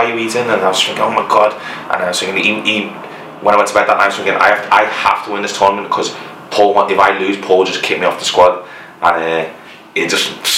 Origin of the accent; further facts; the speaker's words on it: Liverpool, North West England, United Kingdom; also born or lived in Hackney, London; we're both from Liverpool